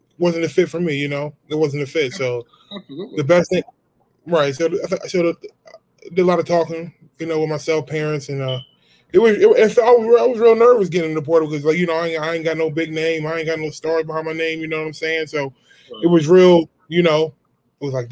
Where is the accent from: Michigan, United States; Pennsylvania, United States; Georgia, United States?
Pennsylvania, United States; Philadelphia; moved away; also born or lived in Gilbert, Arizona; I was born and raised in Philadelphia.